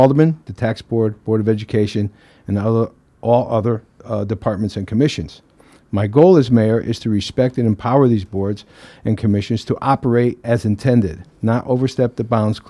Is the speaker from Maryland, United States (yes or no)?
no; Derby, Connecticut, United States; Being born and raised in Derby, why I'm running is I just love Derby, and I have a great passion to fix Derby.